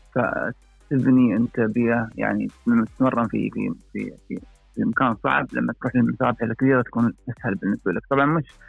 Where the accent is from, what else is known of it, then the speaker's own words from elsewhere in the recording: United Arab Emirates; من United Arab Emirates